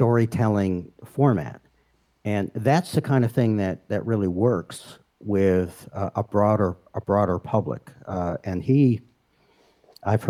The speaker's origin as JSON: {"language": "English", "region": "New England", "country": "United States", "tie": "born or raised there", "said": "I grew up in New England"}